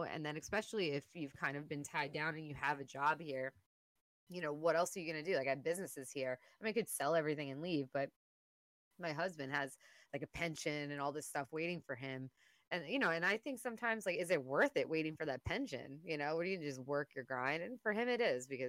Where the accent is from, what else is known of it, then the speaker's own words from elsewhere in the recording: New York, United States; being a New Yorker